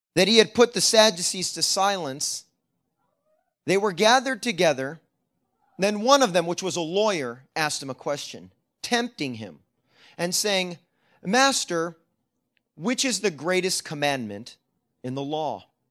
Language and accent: English; Sacramento, California, United States; moved away; I grew up in Sacramento